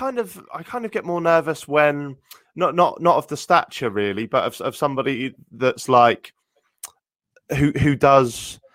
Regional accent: Norwich, East of England, United Kingdom; I'm from Norwich, lived here my whole life.

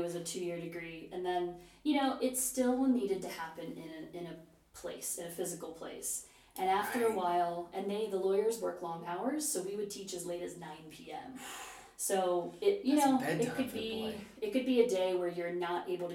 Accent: Cincinnati, Ohio, United States; moved away as an adult; also born or lived in Tokyo; I actually applied to the University of Cincinnati, my hometown

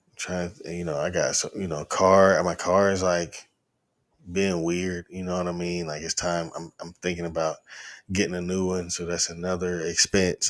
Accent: Chattanooga, Tennessee, United States; also born or lived in Knoxville, Tennessee; I'm originally from Knoxville. I moved to Chattanooga when I was in the end of my third, we moved here the summer after my third grade year. So I was started fourth grade in Chattanooga and have been here most of my life

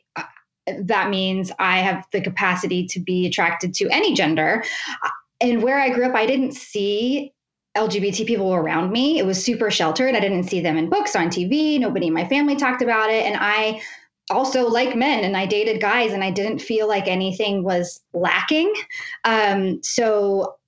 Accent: West Virginia, United States; also born or lived in Pittsburgh, Pennsylvania; now in northwestern Pennsylvania, United States; I grew up in West Virginia in a super tiny town.

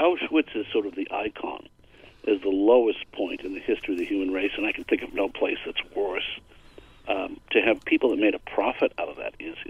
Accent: Boston, Massachusetts, United States; I mean, I grew up in Boston.

